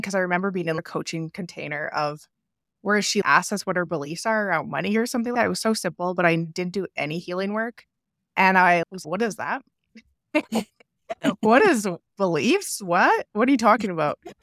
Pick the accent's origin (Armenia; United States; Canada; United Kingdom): Canada; It took me moving across into a different province because I'm from Canada